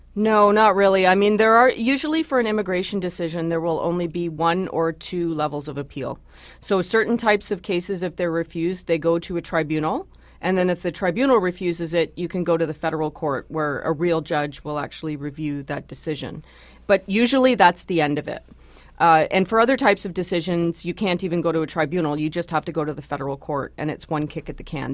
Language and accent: English; Canada; I am a Canadian first